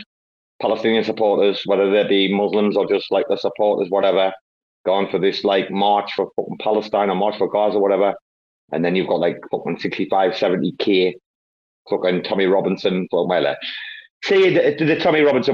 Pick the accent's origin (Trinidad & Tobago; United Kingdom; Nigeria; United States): United Kingdom; England; now in Bangkok, Thailand; it's my home country